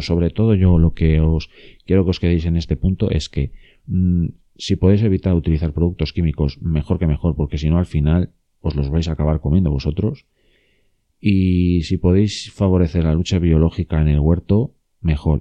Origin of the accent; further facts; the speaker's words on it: León, Castile and León, Spain; en León, eh, que es de donde yo soy y donde yo estoy